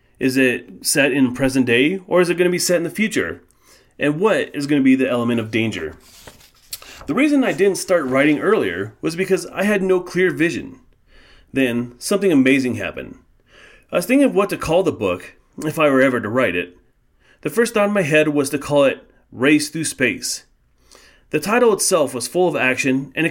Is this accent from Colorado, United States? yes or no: yes; Colorado, United States; I was born and raised in Colorado